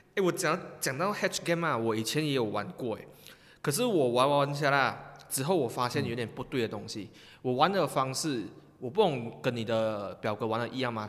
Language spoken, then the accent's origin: Chinese; Malaysia; 我们马来西亚人很厉害呀